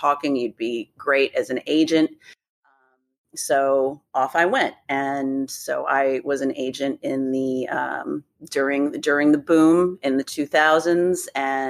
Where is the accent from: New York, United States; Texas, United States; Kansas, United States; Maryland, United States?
Maryland, United States; Gaithersburg; also born or lived in Annapolis, Maryland; I grew up in Gaithersburg. And then, when as a grown up, I lived in Annapolis for years and years.